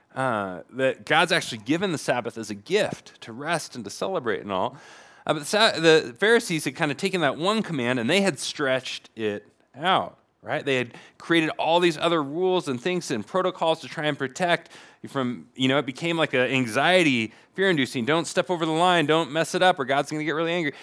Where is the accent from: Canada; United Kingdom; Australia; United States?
United States; Portland, Oregon; moved away; I come from Portlandia, where, you know, the, famously the place where thirty-somethings go to retire